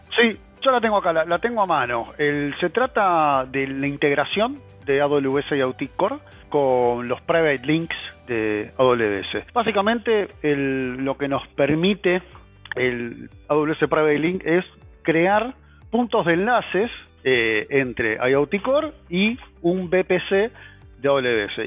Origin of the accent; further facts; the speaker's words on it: Argentina; soy argentino, vivo en Argentina